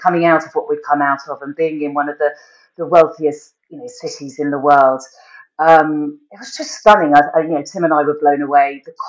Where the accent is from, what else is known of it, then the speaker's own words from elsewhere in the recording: Australia; as an Aussie dude...